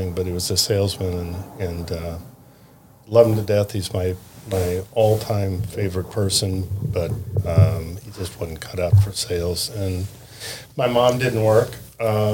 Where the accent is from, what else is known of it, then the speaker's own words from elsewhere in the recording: Columbus, Ohio, United States; also born or lived in Indianapolis, Indiana; I grew up in Columbus in the shadow of Ohio State